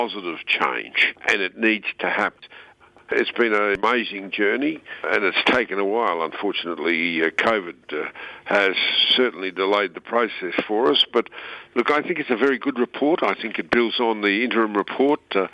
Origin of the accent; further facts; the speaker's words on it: Queensland, Australia; I'm a Queenslander